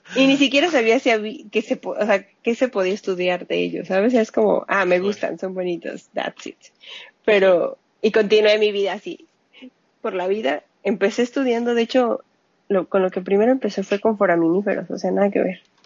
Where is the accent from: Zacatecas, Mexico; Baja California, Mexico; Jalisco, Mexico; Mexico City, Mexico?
Mexico City, Mexico; accent: Mexican; moved away as an adult; Yo soy de la Ciudad de México. Ok. Ahí nací, ahí me crié, hasta hace pocos años.